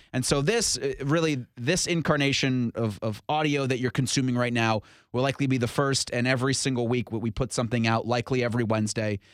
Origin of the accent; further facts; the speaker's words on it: Columbus, Ohio, United States; I'm from Columbus.